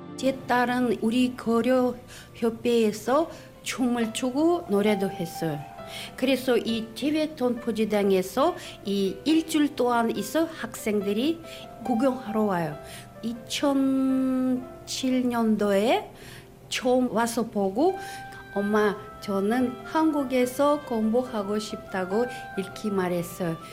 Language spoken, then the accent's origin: Korean; Aktobe, Aktobe Region, Kazakhstan; Korean is a second language; 저는 어, 카자흐스탄에서 왔습니다. 제 도시에는 악토베 도시예요.